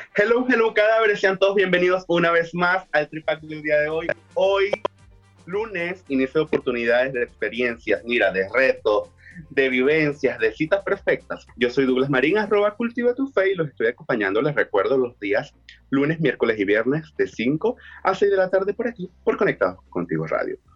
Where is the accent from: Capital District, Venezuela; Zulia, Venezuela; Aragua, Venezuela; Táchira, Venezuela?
Zulia, Venezuela; Maracaibo; yo soy de Maracaibo, en Venezuela